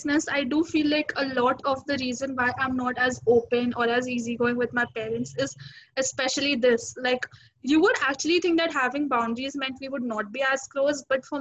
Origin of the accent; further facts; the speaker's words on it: India; because we're Indian kids